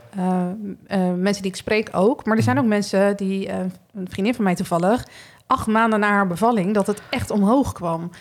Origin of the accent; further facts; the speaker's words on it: Rotterdam, South Holland, Netherlands; moved away as an adult; also born or lived in Groningen; now in Berkel, Netherlands; Ik kom uit Rotterdam